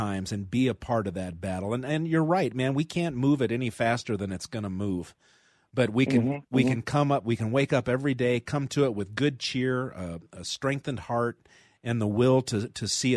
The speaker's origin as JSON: {"language": "English", "town": "Denver", "region": "Colorado", "country": "United States", "tie": "born or raised there", "said": "broadcasting right here near Denver, Colorado, my home state, my beloved home city"}